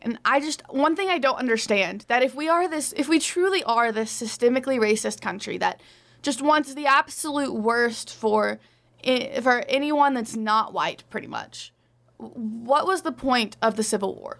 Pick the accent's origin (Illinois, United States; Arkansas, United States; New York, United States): Arkansas, United States; my home state of Arkansas